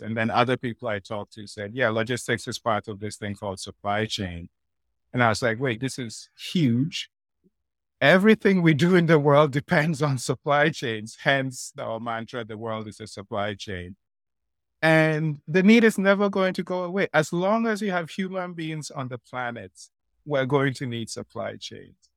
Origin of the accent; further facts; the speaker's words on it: Nigeria; moved away; also born or lived in Ghana; I grew up, I come from Ghana, I grew up in Nigeria